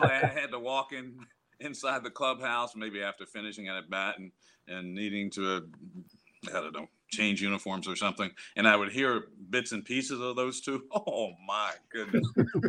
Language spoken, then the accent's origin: English; Virginia, United States; I grew up watching in Virginia